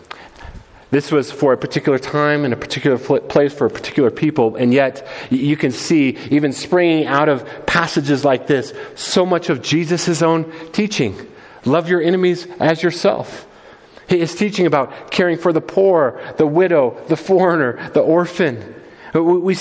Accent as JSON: {"language": "English", "country": "United States", "said": "The beautiful thing about being American"}